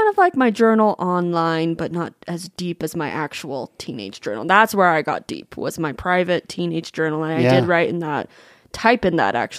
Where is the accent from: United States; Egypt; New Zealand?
United States; Coeur d'Alene, Idaho; now in Utah, United States; Well, I am from Coeur d'Alene, Idaho.